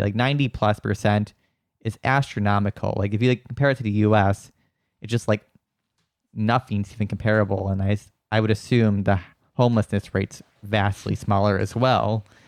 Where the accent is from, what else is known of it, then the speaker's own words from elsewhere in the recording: Wisconsin, United States; moved away as an adult; also born or lived in San Francisco Bay Area; now in San Francisco, United States; Wisconsin, which is where I'm from